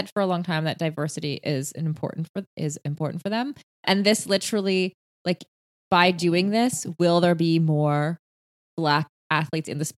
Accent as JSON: {"language": "English", "country": "Canada", "said": "being Canadian"}